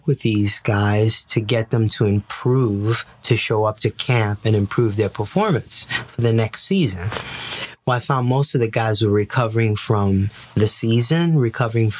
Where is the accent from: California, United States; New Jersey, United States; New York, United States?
New York, United States; New York City; also born or lived in Puerto Rico; I was born and raised in the Bronx